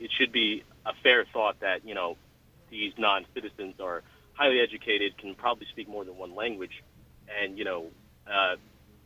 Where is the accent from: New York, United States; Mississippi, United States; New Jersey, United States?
New Jersey, United States; I'm from New Jersey